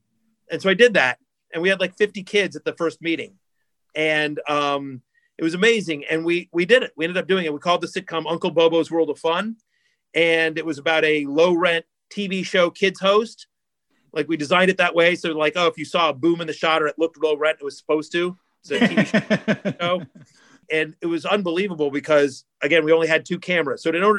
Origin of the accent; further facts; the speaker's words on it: Syracuse, New York, United States; people know that I'm from Syracuse.